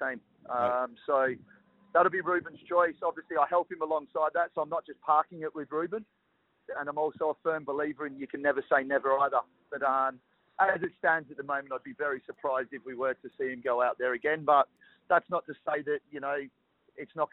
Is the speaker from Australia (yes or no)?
yes; Perth, Western Australia, Australia; growing up in Perth